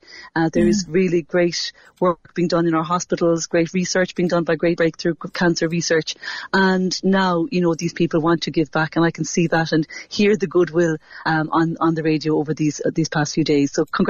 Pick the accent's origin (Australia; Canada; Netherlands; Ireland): Ireland; Cork, Munster; Absolutely, and I'm proud to be from Cork every day